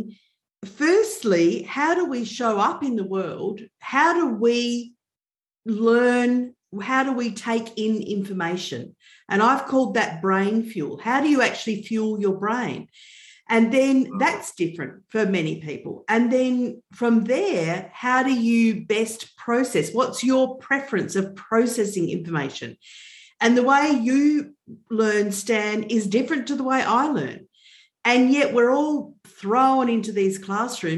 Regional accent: Melbourne, Victoria, Australia; I'm from Melbourne in Australia.

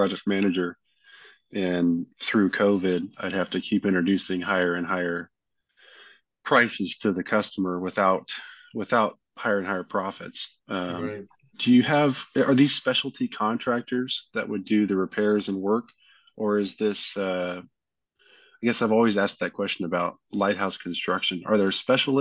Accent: Kansas, United States; I'm from Kansas

